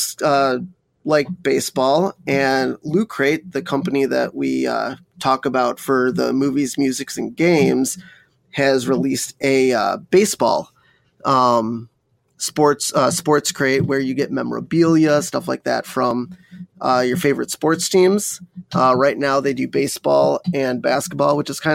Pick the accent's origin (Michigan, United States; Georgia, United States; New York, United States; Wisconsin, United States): Wisconsin, United States; I grew up in Wisconsin, so I went to Brewers games going up.